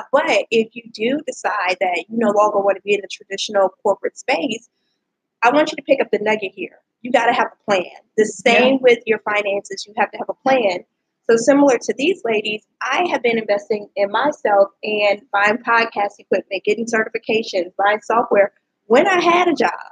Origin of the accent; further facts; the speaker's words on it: Louisiana, United States; so I didn't go to LSU, but I'm from Louisiana, so I always